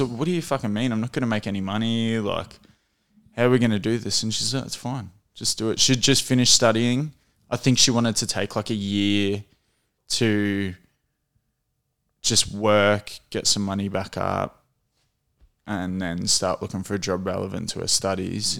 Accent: Emerald, Victoria, Australia; We grew up in Emerald

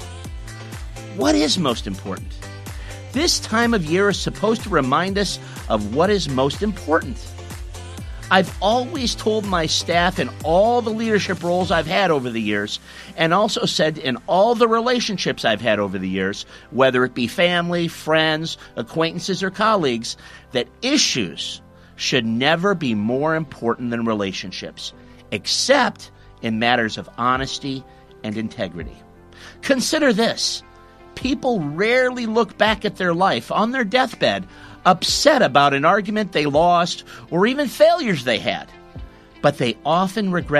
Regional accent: United States; now in Australia; my home country, the United States

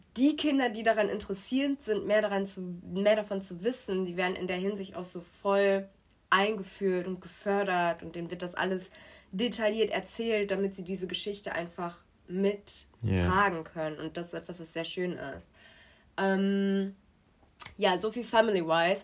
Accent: Germany; also born or lived in Nigeria; Und dann sind wir irgendwann nach mhm. Deutschland gekommen und ich bin in Deutschland zur Schule gegangen

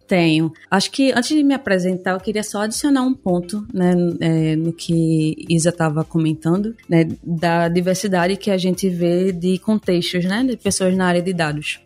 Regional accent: Recife, Pernambuco, Brazil; Eu sou pernambucana, falo de Recife

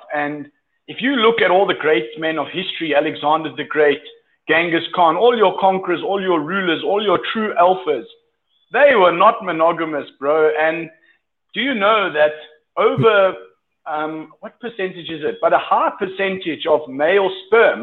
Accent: South Africa; moved away as an adult; now in Colombia; I'm from South Africa

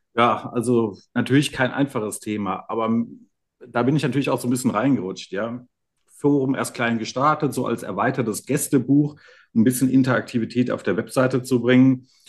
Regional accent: Germany; hier aufgewachsen in der Region

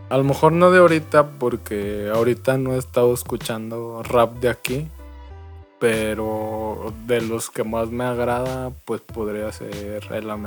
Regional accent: Mexico; Como buen mexicano, ¿no?

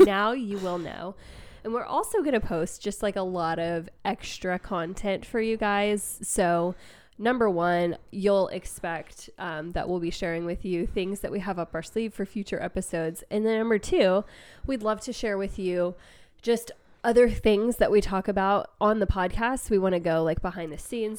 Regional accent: United States; being American

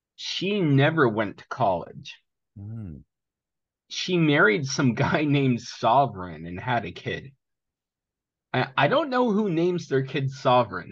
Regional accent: Seattle area, Vashon Island, Washington, United States; also born or lived in Greece; I grew up in the Seattle area, uh, Vashon Island specifically, homeschooled

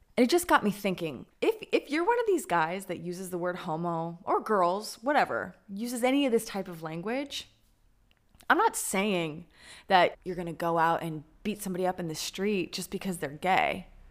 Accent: Denver, Colorado, United States; moved away as an adult; now in Tel Aviv, Israel; my hometown of Denver, Colorado

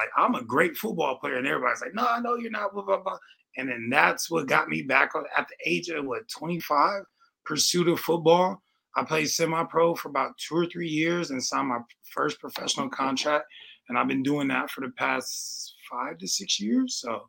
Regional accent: San Diego, California, United States; I'm from San Diego.

